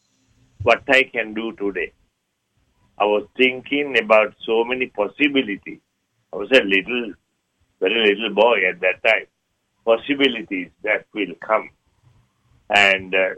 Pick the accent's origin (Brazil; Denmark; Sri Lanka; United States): Sri Lanka; moved away; I was born in Sri Lanka.